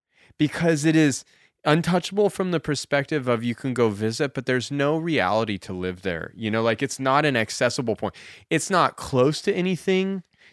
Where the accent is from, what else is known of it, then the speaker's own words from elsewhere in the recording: Crescent City, California, United States; Growing up in Crescent City, you know what I think about the California North Coast?